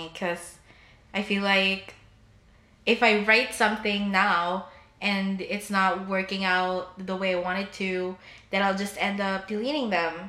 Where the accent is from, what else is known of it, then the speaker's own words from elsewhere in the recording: Philippines; if you can't tell, I'm Filipino, and if you don't know the stereotype, Filipinos go to nursing.